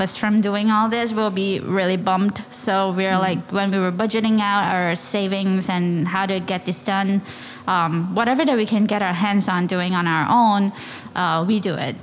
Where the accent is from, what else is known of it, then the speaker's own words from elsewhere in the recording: Klang, Selangor, Malaysia; moved away as an adult; now in New York, United States; I'm born and raised in Malaysia